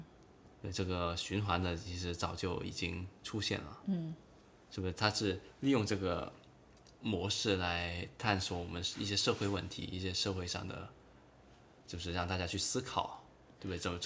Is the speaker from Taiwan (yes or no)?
no; China; 对，就像我们中国人发发明了那个僵尸片